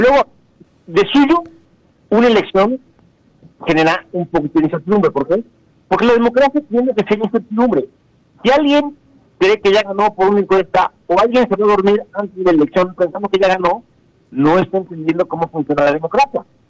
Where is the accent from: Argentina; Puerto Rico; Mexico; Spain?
Mexico